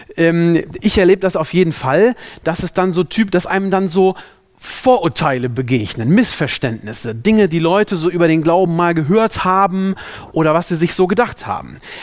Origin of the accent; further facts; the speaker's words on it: Germany; also born or lived in Africa; hier bei uns in Deutschland